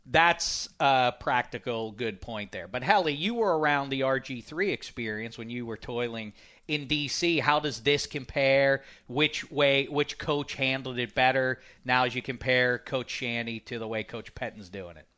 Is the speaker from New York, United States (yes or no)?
no; Pittsburgh, Pennsylvania, United States; my hometown, these, these steel